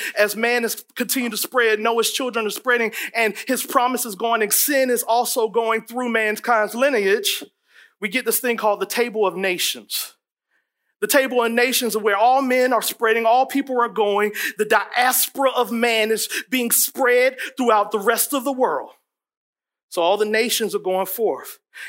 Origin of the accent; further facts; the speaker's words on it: East Coast, United States; You know, I'm from East Coast. I talk like this right now here.